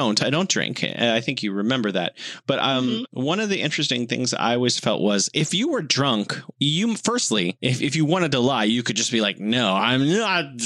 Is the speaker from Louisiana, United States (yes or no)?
no; San Francisco, California, United States; now in Beijing, China; I'm from San Francisco